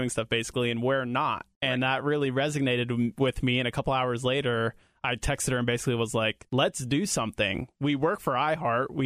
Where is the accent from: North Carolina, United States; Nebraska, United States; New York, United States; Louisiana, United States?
New York, United States; now in Ohio, United States; I was born in New York and lived there up until 9/11